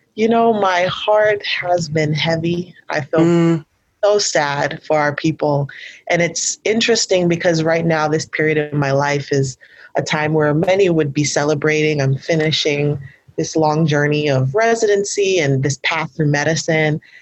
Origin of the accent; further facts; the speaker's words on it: New York, United States; growing up in New York